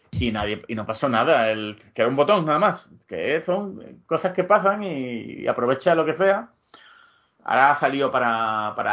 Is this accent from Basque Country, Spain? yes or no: no; Andalusia, Spain; yo soy andaluz, pero tengo una raíz No, no, no, escocés